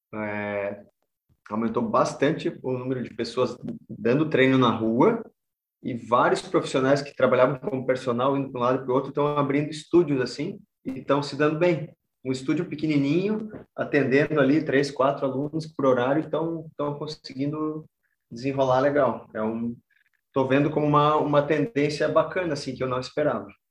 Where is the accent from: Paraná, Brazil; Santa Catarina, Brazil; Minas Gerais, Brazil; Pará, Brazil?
Santa Catarina, Brazil; Caçador; now in Florianópolis, Brazil; eu sou do, do meio oeste aqui, sou lá de Caçador